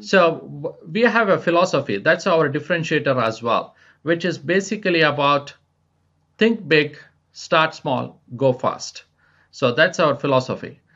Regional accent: India; moved away as an adult; also born or lived in France / United States; now in Spain; I was born and raised in India

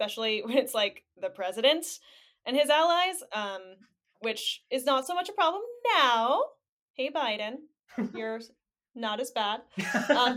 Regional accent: United States; as an American

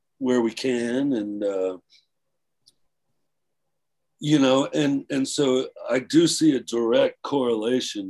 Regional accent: Bradenton, Florida, United States; also born or lived in Flint, Michigan; growing up in Bradenton, well, I mean, I went to high school in Bradenton. I was born in Flint, Michigan

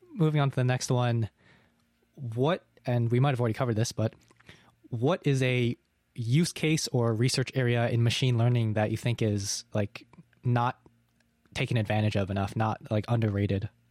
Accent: New England, United States; moved away; I'm currently in my hometown, which is in New England in America, and it's like, there were on, there's only two thousand people here.

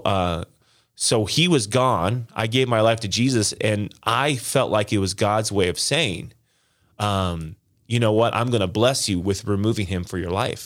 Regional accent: Las Vegas, Nevada, United States; now in Green Bay, United States; I was born and raised in Las Vegas

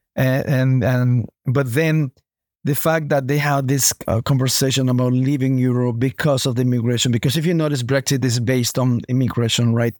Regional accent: Honduras; moved away as an adult; also born or lived in United States / Toronto, Canada; now in Canada; I was, um, born in Honduras, Latin America

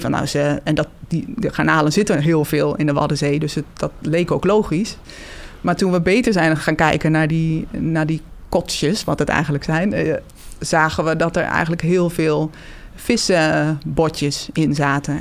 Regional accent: Hengelo, Overijssel, Netherlands; Ik ben geboren en getogen in Hengelo, in het oosten van het land.

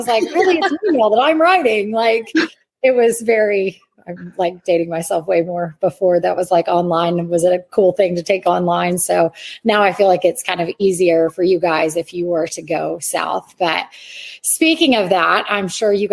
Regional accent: Ontario, Canada; moved away; I'm from Canada, so I was in Ontario

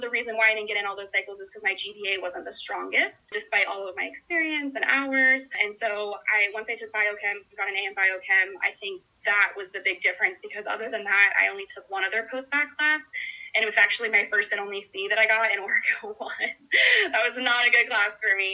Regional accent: Orlando, Florida, United States; I am born and raised in Orlando, Florida, so I've lived here my entire life

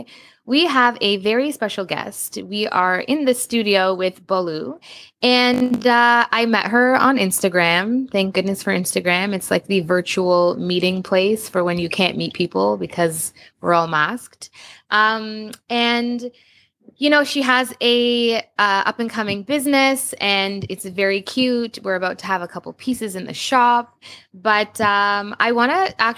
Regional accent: Canada; being born and raised in Canada

